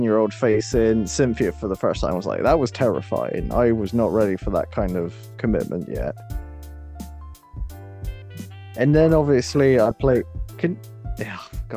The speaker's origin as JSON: {"language": "English", "country": "United Kingdom", "said": "we're British"}